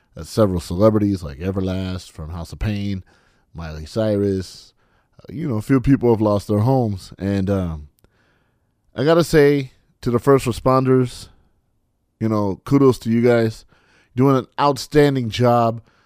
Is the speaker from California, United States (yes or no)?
yes; California, United States; moved away; in my home state, my, my native state